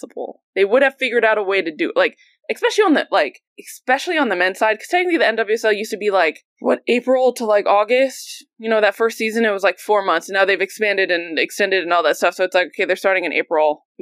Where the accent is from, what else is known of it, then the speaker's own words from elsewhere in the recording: New Jersey, United States; also born or lived in Virginia; now in Brooklyn, United States; I have lived in both Virginia and born and raised in Jersey, and I live in Brooklyn